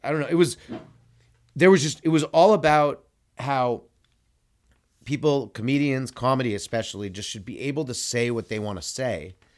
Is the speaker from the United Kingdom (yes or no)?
no; California, United States; I'm from California too